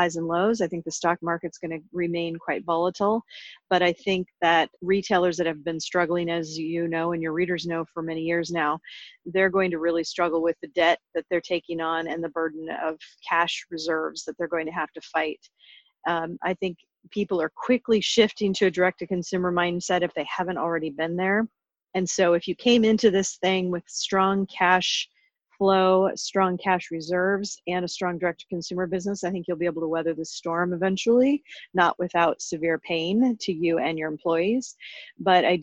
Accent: suburb of Portland, Oregon, United States; moved away; I grew up in the Pacific Northwest in Oregon, and I grew up in a small town as a suburb of Portland

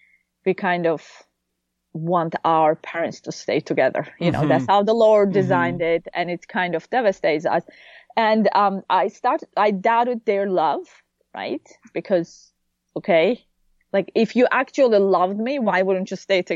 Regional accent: Konya, Turkey; moved away as an adult; also born or lived in Ankara, Turkey; now in United States; I grew up in Konya, which is Iconium, in the Book of Acts

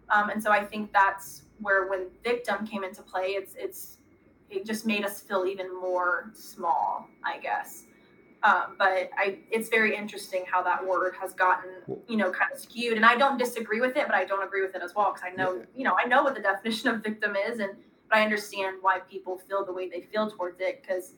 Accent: Arkansas, United States; I'm from Arkansas, so

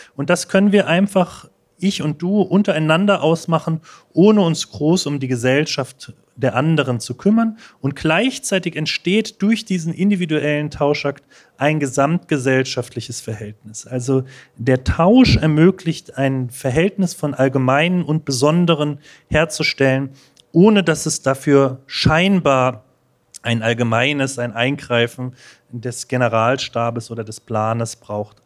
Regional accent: Berlin, Germany; ich komme aus Berlin

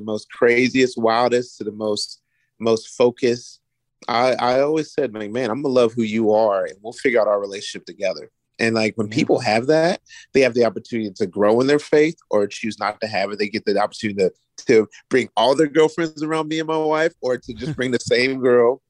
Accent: Florence, Kentucky, United States; now in Virginia, United States; I was raised in Florence, Kentucky. That's across the bridge from Cincinnati, Ohio

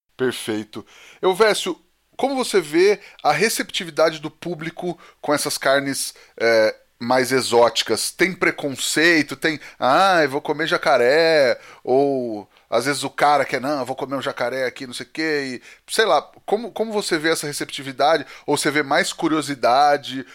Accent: Penápolis, São Paulo, Brazil; A gente é de Penápolis, no interior de São Paulo

